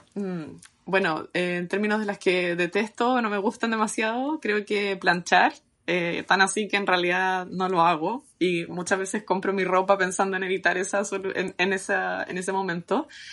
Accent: Chile; now in London, United Kingdom; yo soy de Chile

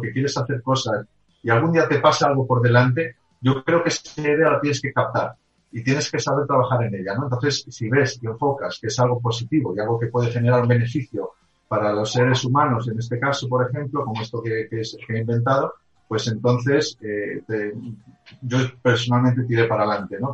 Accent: Spain; also born or lived in Germany; nací en Alemania, eh, eh, posteriormente me vine a España, a mi país, con mis padres, eh, después de sacar, bueno, pues hacer aquí el bachiller, luego volvimos otra vez a Alemania

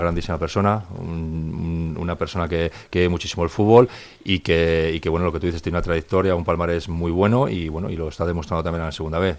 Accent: Santander, Cantabria, Spain; moved away; el equipo de mi tierra

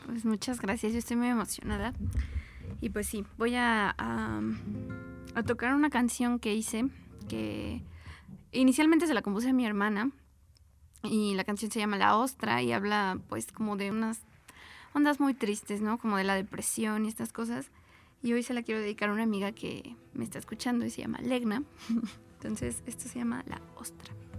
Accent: Mexico City, Mexico; yo nací aquí en la Gustavo Madero

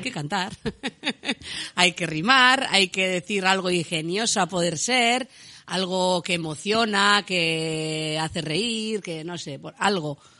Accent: Lesaka, Navarre, Spain; soy una chica de Lesaca, una chica, tengo 47 años

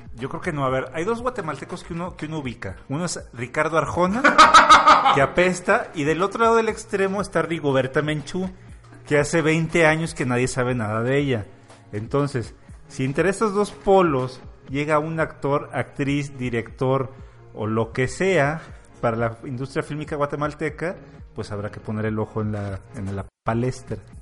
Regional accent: Mexico; los que somos de México

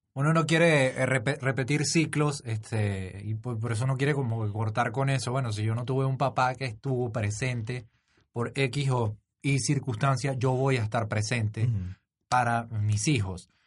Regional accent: Venezuela; moved away as an adult; now in Panama; si mi acento me delata, soy venezolano, este, pero tengo cuatro años aquí.

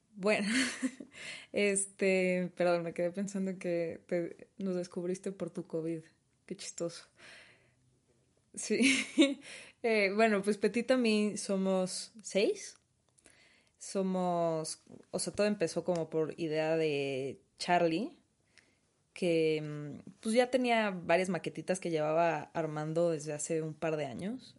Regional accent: Mexico; first language Spanish; siendo mexicanos

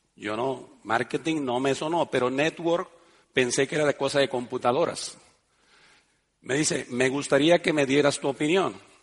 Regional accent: Mexico; moved away; also born or lived in Spain; yo quería volver a mi ciudad, a mi pueblo

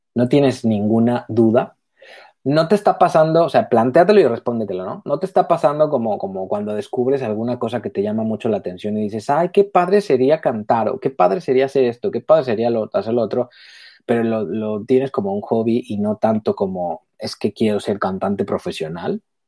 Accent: Mexico; También soy mexicana, pero vivo también fueras.

